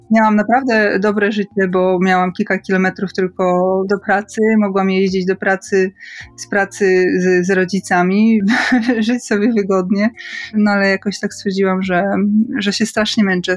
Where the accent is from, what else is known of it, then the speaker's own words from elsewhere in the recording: a small village in Podkarpacie, Subcarpathian Voivodeship, Poland; wychowałam się na małej podkarpackiej wsi